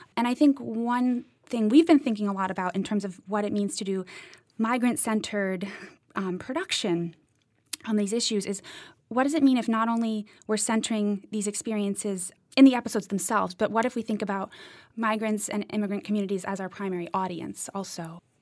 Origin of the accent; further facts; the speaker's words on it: Cambridge, Massachusetts, United States; moved away as an adult; also born or lived in Eastern Kentucky; I grew up in Cambridge, Massachusetts